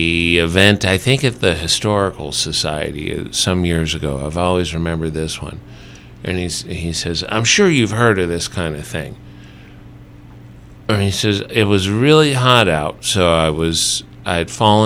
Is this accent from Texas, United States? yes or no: no; New Orleans, Louisiana, United States; now in High Desert, California, United States; I am from New Orleans, Louisiana, originally, but I've lived the high desert, this is the longest I've ever lived anywhere in my life.